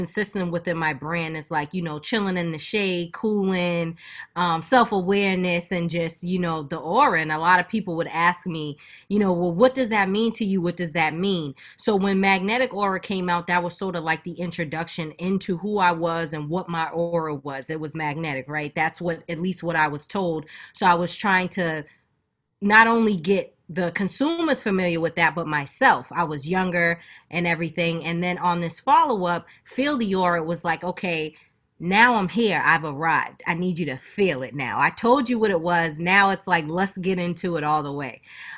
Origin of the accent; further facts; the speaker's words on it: Boston, Massachusetts, United States; also born or lived in Macon, Georgia; I was born and raised in Boston, but I also like had a big childhood down in Macon, Georgia as well. I moved around a lot, so like I consider myself a northern country girl.